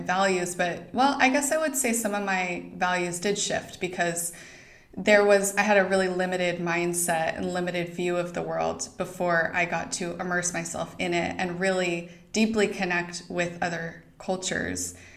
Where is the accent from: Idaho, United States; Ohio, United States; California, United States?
Idaho, United States; moved away; I didn't grow up in Montana, but I grew up in Idaho.